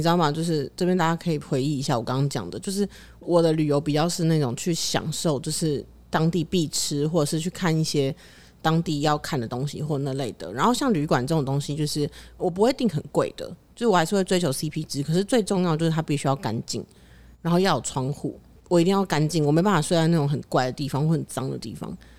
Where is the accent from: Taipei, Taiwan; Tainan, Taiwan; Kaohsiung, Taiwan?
Taipei, Taiwan; 就我小时候是很非常以我是台北人为傲的